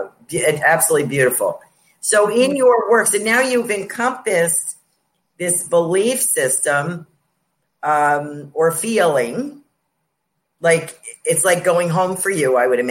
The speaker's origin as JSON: {"language": "English", "town": "North Salem", "region": "New York", "country": "United States", "tie": "born or raised there", "also_born_or_lived": "Yonkers, New York"}